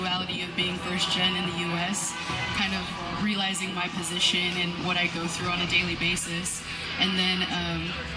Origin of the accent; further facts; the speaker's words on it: Chicago, Illinois, United States; I was born and raised in Chicago